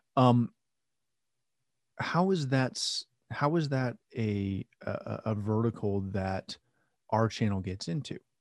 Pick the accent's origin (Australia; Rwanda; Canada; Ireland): Canada; I'm Canadian.